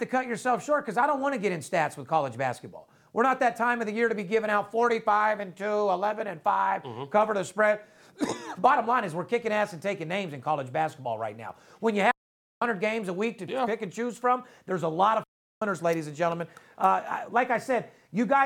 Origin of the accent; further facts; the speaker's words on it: Las Vegas, Nevada, United States; I'm born and raised in Vegas